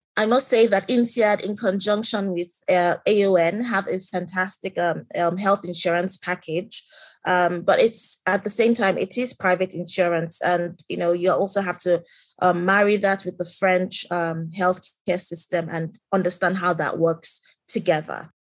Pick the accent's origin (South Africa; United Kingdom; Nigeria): Nigeria; moved away as an adult; I am from Nigeria. Um, I have lived and worked in Nigeria for most of my career